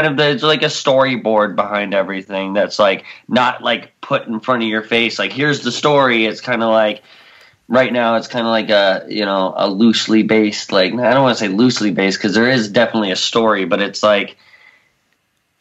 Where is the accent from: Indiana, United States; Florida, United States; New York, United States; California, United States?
New York, United States; now in Virginia, United States; I'm from New York